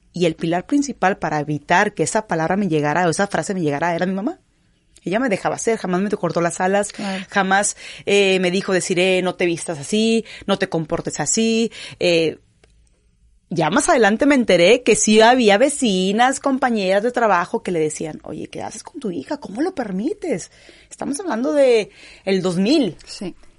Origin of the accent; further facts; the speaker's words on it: Gómez Palacio, Durango, Mexico; also born or lived in Canada / Kazakhstan; now in Monterrey, Mexico; soy originaria de Gómez Palacio, Durango, la región de La Laguna, la comarca lagunera, lagunera 100%